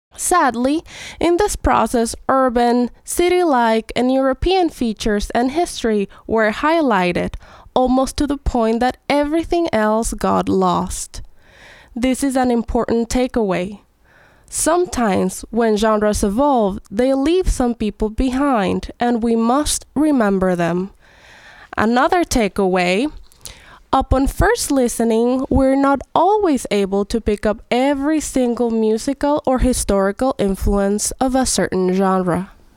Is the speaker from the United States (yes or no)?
no; Venezuela; I am from Venezuela, a country in South America